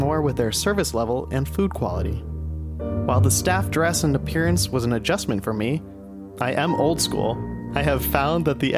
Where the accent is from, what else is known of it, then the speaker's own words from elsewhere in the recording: Ohio, United States; we're from Ohio